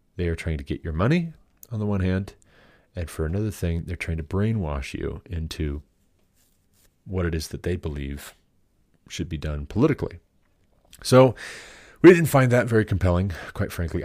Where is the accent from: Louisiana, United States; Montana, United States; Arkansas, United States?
Montana, United States; Glendive; moved away; I'm from Glendive.